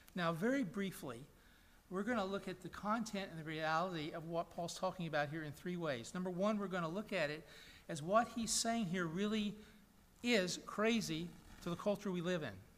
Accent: Chattanooga, Tennessee, United States; my hometown of Chattanooga, Tennessee

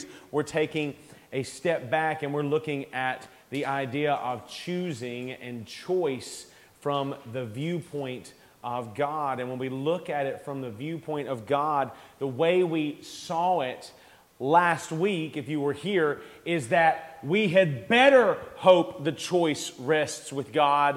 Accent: United States; We love our freedom as Americans

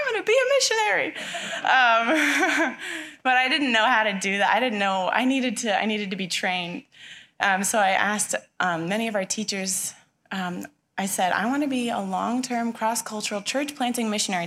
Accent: Touchet, Washington, United States; moved away as an adult; also born or lived in Michigan; now in Chihuahua, Mexico; I grew up right in Tushy

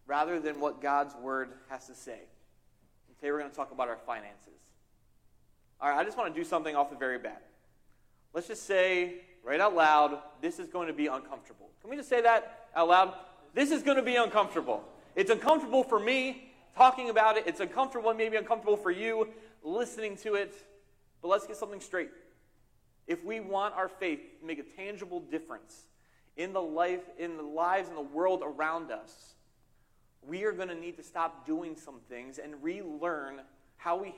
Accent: outside of Philadelphia, southern New Jersey, United States; now in Northeastern Pennsylvania, United States; I grew up in southern Jersey, outside of Philadelphia

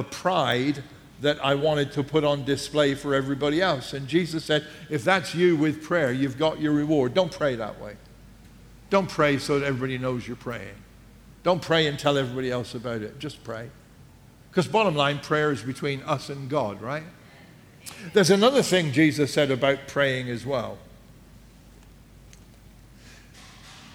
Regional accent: England, United Kingdom; because we're English

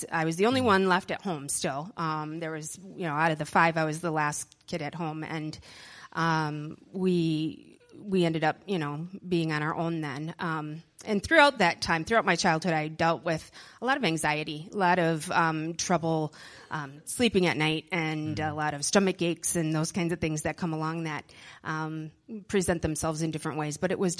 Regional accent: Middleton, Wisconsin, United States; also born or lived in Madison; I was born in Madison, but grew up in Middleton, Wisconsin, and I was the youngest of five kids

